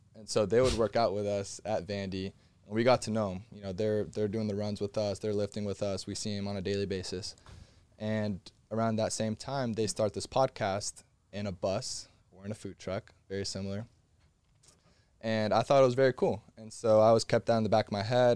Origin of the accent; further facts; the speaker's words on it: Miami, Florida, United States; I'm from Miami